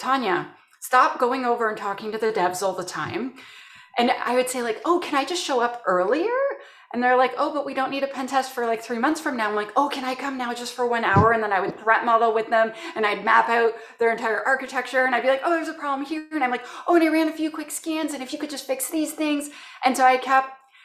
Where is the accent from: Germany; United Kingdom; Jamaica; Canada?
Canada; I'm from Canada